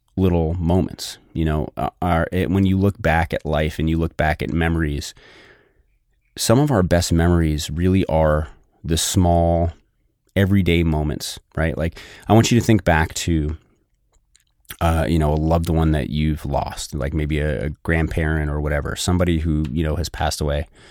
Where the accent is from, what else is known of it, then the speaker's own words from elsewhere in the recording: New Hampshire, United States; I grew up in New Hampshire